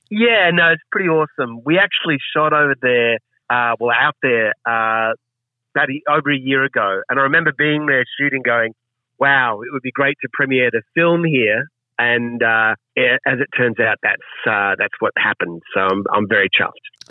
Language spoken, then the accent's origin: English; Queensland, Australia; I'm from Queensland, so yeah. even though I'm from the city